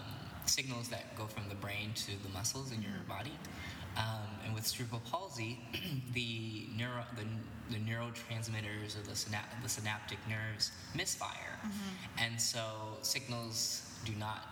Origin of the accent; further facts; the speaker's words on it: Alameda, California, United States; So I grew up in the Bay Area of California. And it was a super cute town that I grew up in called Alameda.